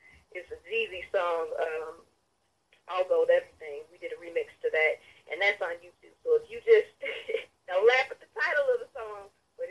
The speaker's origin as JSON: {"language": "English", "town": "St. Paul", "region": "Minnesota", "country": "United States", "tie": "born or raised there", "also_born_or_lived": "Oklahoma City", "moved": "as an adult", "lives_now": "Atlanta, United States", "said": "So I'm from St. Paul, Minnesota, Midwest. Wow. I came here in 2013. Just ready to start a new chapter in my life. But I have been in Minnesota from the time I was born all the way to 2013."}